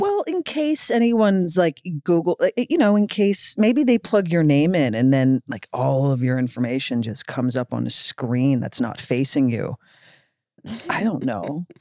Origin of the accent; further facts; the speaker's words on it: Philadelphia, Pennsylvania, United States; we're both from Philly